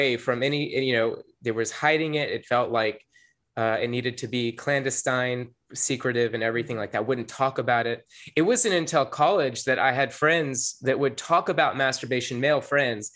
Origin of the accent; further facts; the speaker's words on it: the South, United States; growing up in the South